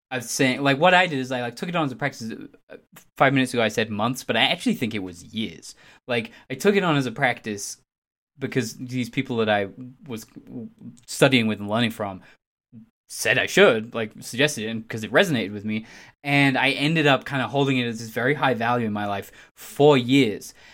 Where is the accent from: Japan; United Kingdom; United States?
United Kingdom; England; I'm English